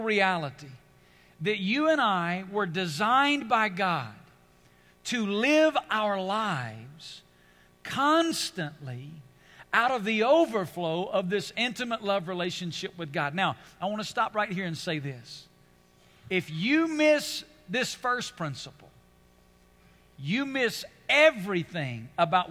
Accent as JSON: {"language": "English", "country": "United States", "said": "being an American"}